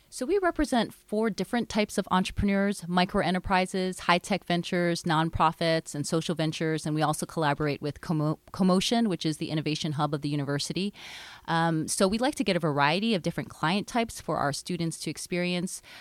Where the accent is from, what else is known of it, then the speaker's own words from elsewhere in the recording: Hawaii, United States; moved away as an adult; now in Seattle, United States; I grew up in Hawaii, and my parents owned a small business